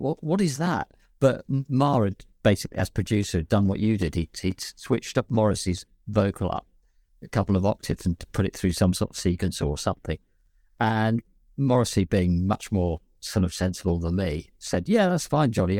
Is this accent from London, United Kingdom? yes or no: yes; London, United Kingdom; accent: West London, London twang; my normal accent, which is kind of a bit West London